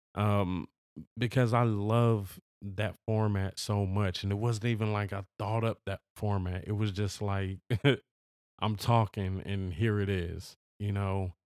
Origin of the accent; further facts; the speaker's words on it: Los Angeles, California, United States; I am from Los Angeles. I've always lived in Los Angeles.